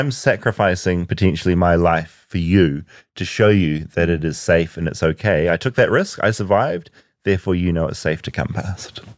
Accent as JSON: {"language": "English", "region": "Washington", "country": "United States", "tie": "born or raised there", "said": "I grew up outside Seattle. There's a lot of black bears in Washington."}